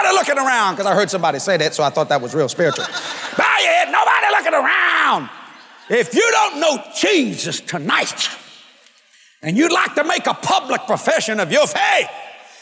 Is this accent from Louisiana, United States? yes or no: yes; Cajun, Louisiana, United States; I'm a Cajun boy